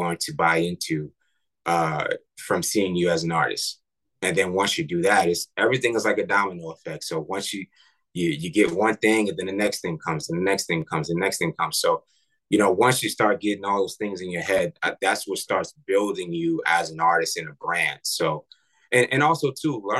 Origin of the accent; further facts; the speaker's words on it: New York, United States; I'm from New York